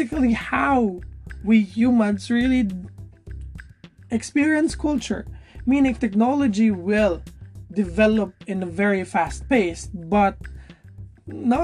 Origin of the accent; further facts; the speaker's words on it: Philippines; I am a Filipino and I'm partly experiencing Filipino culture